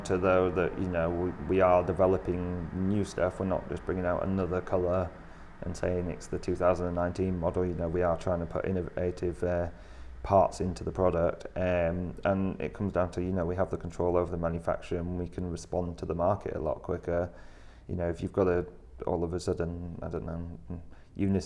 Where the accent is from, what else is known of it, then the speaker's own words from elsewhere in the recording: Bradford, Yorkshire and the Humber, United Kingdom; moved away as an adult; now in Leeds, United Kingdom; I'm from Bradford, which is city next door